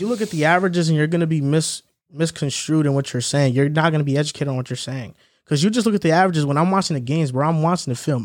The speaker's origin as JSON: {"language": "English", "region": "New York", "country": "United States", "said": "diehard New Yorker"}